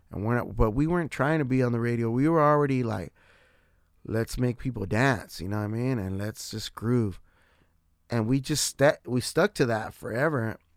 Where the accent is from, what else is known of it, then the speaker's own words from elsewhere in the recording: San Diego, California, United States; I represent San Diego wherever I go, like, That's my shit. I'm from San Diego, wherever I'm